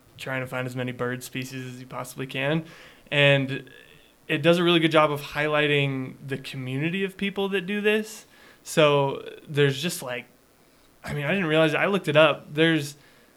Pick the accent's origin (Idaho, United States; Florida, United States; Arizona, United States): Idaho, United States; Sugar City; I grew up in Sugar with these guys